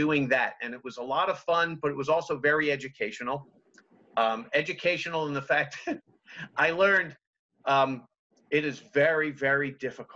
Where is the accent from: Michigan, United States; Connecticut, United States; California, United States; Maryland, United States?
Maryland, United States; Montgomery County; moved away as an adult; now in Berkeley Springs, United States; I grew up in Montgomery County, Maryland, in the D.C. area, privileged